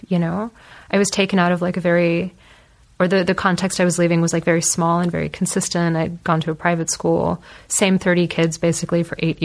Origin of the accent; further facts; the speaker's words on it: California, United States; moved away as an adult; also born or lived in United Kingdom; now in Berlin, Germany; growing up in California